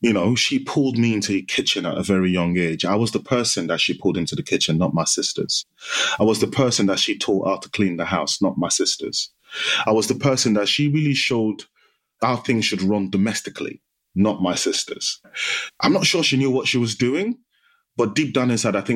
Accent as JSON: {"language": "English", "country": "Nigeria", "tie": "born or raised there", "moved": "yes", "lives_now": "United Kingdom", "said": "My childhood, I grew up in Nigeria. So I spent half my life in Nigeria, and it was a typical Nigerian Yoruba household."}